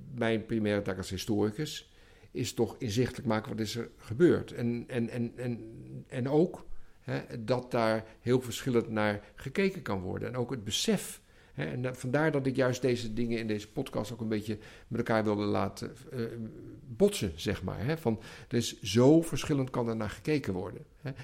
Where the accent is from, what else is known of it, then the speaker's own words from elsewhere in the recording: Netherlands; ons als Nederlander